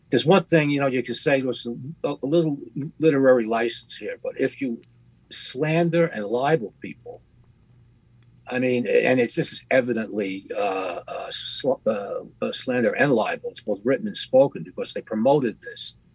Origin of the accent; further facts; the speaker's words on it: Youngstown, Ohio, United States; now in Manhattan, United States; I'm originally from Youngstown, Ohio, and I've lived in Manhattan for decades now.